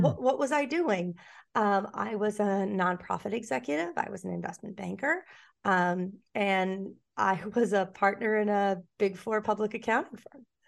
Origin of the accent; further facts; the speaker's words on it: New York City, New York, United States; I grew up in New York City. I grew up on the Upper West Side of Manhattan